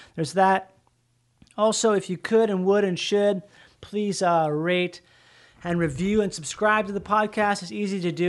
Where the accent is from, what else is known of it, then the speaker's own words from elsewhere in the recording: Rochester, Minnesota, United States; I grew up in Minnesota where there's all these doctors and stuff in Rochester, Minnesota